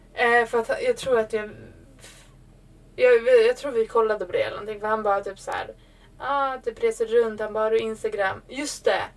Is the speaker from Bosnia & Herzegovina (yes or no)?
no; Sweden; jag är svensk